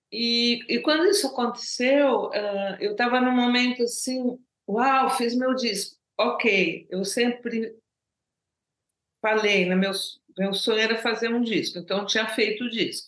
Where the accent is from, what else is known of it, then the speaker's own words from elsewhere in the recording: Brazil; first language Portuguese; now in Paris, France; português é minha língua natal